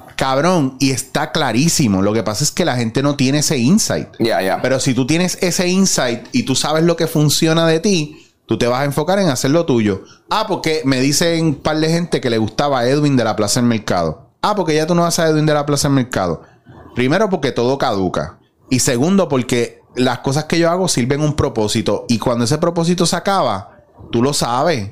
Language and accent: Spanish; Puerto Rico; nosotros como puertorriqueños